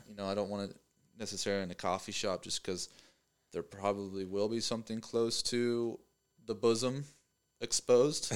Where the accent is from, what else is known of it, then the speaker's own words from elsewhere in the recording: Pennsylvania, United States; moved away as an adult; now in Knoxville, United States; I'm from Pennsylvania